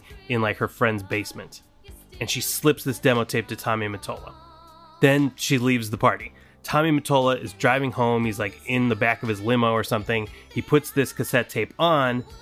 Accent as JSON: {"language": "English", "region": "Southern California", "country": "United States", "moved": "yes", "said": "I'm from Southern California originally"}